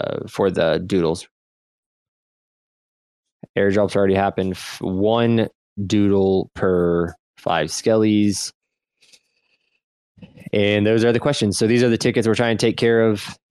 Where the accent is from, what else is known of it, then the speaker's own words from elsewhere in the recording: Midwest, United States; I'm from the Midwest